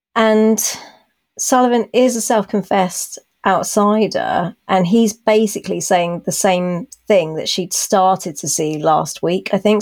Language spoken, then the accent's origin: English; United Kingdom; accent: BBC; my BBC accent